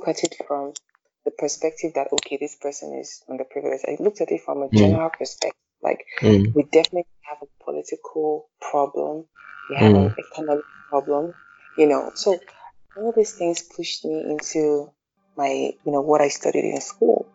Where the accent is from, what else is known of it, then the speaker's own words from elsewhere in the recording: Nigeria; I'm Nigerian first